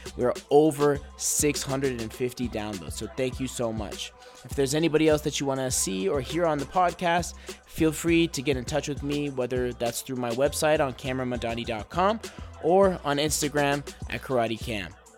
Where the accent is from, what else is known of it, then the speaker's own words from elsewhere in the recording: United States; my family coming from a middle eastern background like they they enrolled me in those because that's what they thought I had to do as an American kid